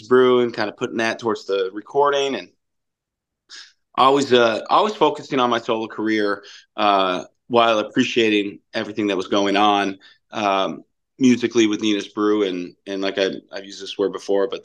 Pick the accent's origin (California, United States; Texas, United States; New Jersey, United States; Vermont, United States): Vermont, United States; St. Albans; moved away as an adult; also born or lived in Boston, Massachusetts; now in Rome, New York, United States; born and raised in St. Albans, Vermont, just north of Burlington.